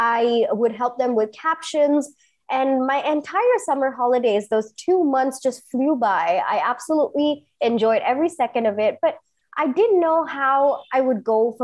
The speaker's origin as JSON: {"language": "English", "country": "Singapore", "tie": "born or raised there", "also_born_or_lived": "India / New York", "moved": "as an adult", "lives_now": "Bangalore, India", "said": "I grew up in Singapore, did my engineering in India, and then I flew to New York to do my MBA"}